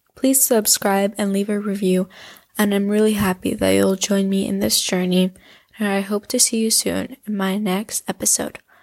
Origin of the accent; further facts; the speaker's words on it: Spain; I come from Spain